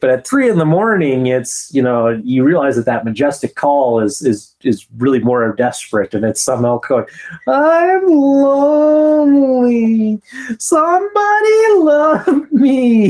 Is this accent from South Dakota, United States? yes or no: yes; Black Hills, South Dakota, United States; even though I grew up in the mountains, I grew up in the Black Hills, and that isn't high enough elevation that at night it gets that cold.